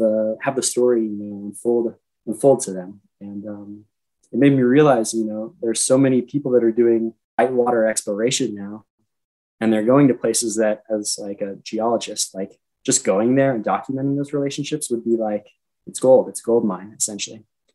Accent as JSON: {"language": "English", "town": "Reno", "region": "Nevada", "country": "United States", "said": "I'm from Reno"}